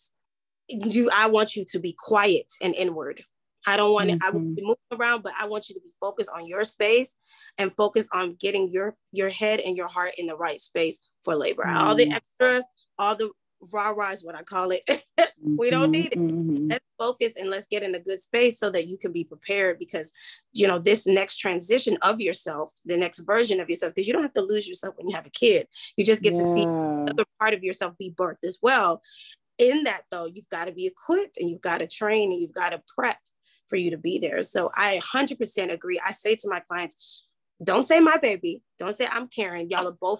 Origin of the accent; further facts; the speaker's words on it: Nigeria; being Nigerian